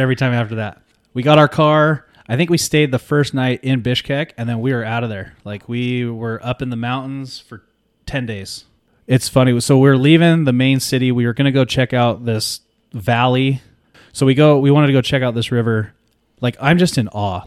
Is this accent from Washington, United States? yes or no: no; California, United States